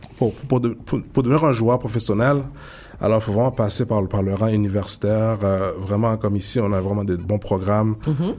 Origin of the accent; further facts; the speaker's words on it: Montreal, Quebec, Canada; also born or lived in Ottawa; Je suis natif de Montréal-Nord